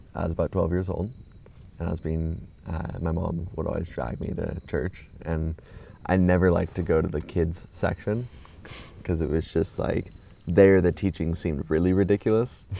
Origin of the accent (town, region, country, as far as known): Orange County, California, United States; born or raised there; moved away